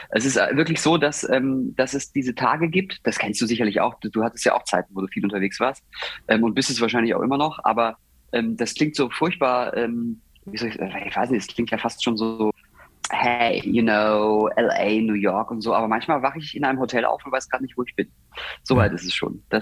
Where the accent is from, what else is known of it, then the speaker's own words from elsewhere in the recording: southwest Germany, Germany; weil ich komme ja auch von hier, ich bin ja aus dem Südwesten.